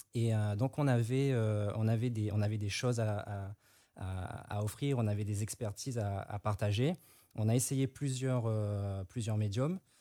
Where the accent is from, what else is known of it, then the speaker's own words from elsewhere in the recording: Réunion; now in Martinique; Moi, je suis de La Réunion, je vis en Martinique